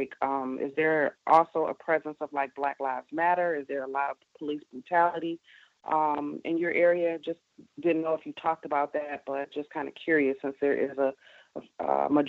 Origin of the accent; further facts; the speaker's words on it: Detroit, Michigan, United States; Good evening. Yes, I'm from Michigan, Detroit